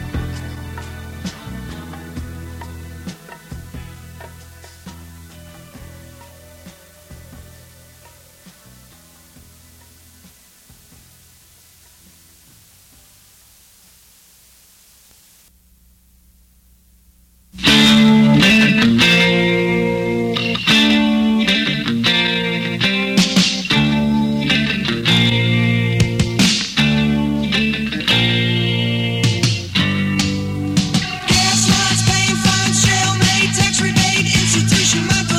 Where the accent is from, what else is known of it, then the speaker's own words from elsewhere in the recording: New York City, New York, United States; moved away; out of New York City, my hometown, Brooklyn in the house